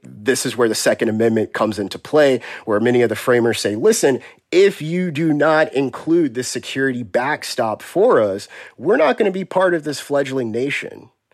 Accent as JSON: {"language": "English", "region": "Texas", "country": "United States", "tie": "born or raised there", "said": "I'm from Texas. I grew up in Texas"}